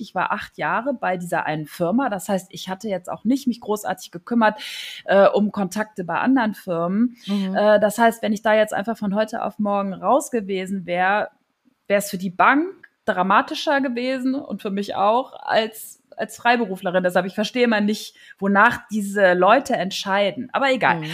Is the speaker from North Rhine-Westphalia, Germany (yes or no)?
yes; Neuss, North Rhine-Westphalia, Germany; moved away as an adult; also born or lived in Mönchengladbach / Zons / Cologne; now in Kiel, Germany; Ich äh, bin groß geworden in Neuss